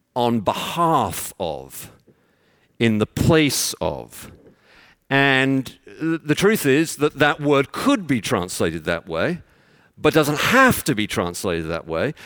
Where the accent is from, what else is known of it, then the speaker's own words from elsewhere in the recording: London, United Kingdom; moved away; I'm from London